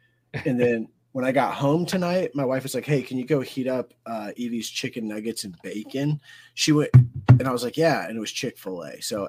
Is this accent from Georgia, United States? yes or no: yes; Georgia, United States; I'm from Georgia. Oh, you're in Illinois. Cool. I'm in Georgia.